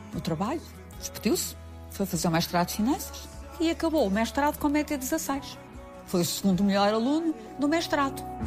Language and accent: Portuguese; Vila Nova de Gaia, Norte, Portugal; moved away as an adult; also born or lived in Macau; now in Lisbon, Portugal; Quando venho de Macau, volto ao Monte da Virgem